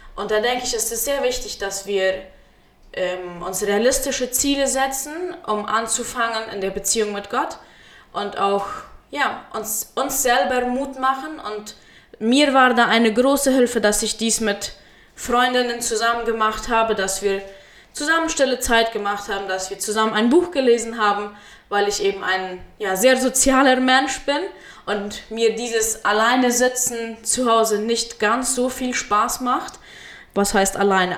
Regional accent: Friesland, San Pedro Department, Paraguay; moved away as an adult; now in Chaco, Paraguay; ich wurde in Friesland geboren, äh, bin dort aufgewachsen und zur Schule gegangen

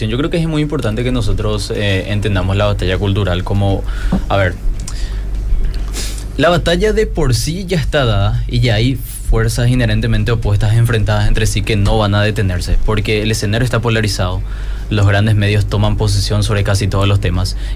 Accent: Paraguay; hablo a un público que no solamente es de Paraguay, sino también de otros países. Tengo que neutralizar mi acento.

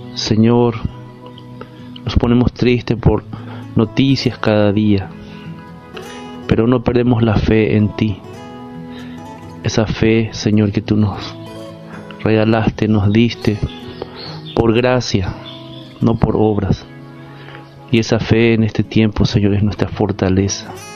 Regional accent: Paraguay; estamos viviendo como paraguayos

